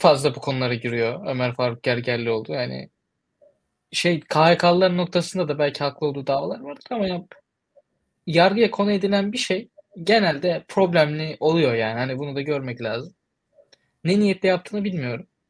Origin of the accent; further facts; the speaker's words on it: Turkey; moved away; also born or lived in United States; Ben Türkiye'liyim, de, Türkiye'denim